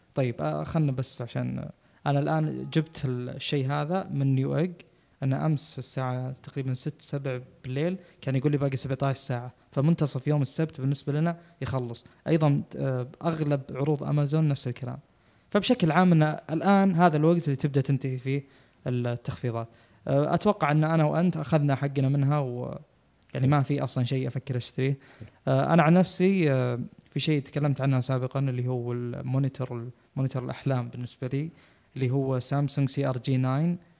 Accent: Saudi Arabia; احنا عندنا في السعوديه

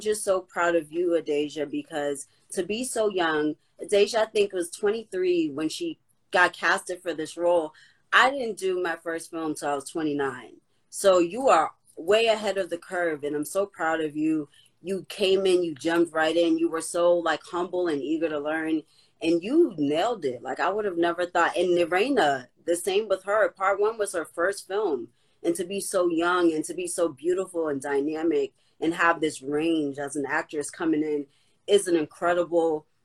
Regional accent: Boston, Massachusetts, United States; Boston, that's my hometown

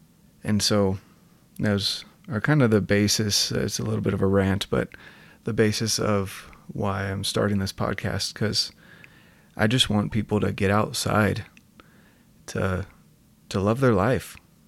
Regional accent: North Carolina, United States; moved away as an adult; now in Utah, United States; I'm from North Carolina originally. Came out to Utah and didn't really enjoy the dryness. I was here for college and kind of stuck in the city.

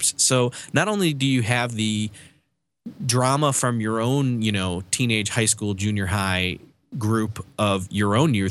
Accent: Rochester, New York, United States; I grew up in Rochester, New York

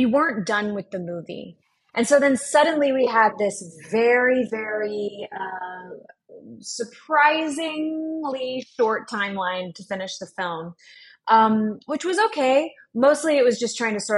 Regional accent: Texas, United States; moved away; also born or lived in New York; I grew up in Texas

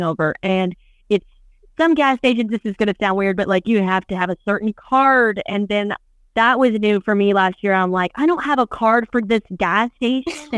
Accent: Corpus Christi, Texas, United States; I'm from Corpus, and I would go to the San Antonio Rodeo every year as a kid

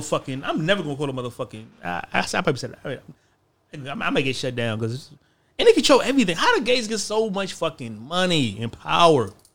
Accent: United States; I'm American

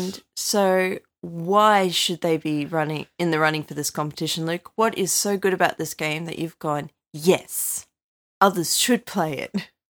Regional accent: United Kingdom; now in Australia; I'm British

